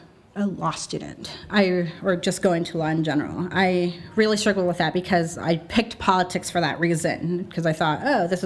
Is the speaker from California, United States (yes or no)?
yes; Hollister, California, United States; moved away as an adult; now in Santa Cruz, United States; I'm originally from Hollister, but I've been living since I graduated from UC Santa Cruz in Santa Cruz.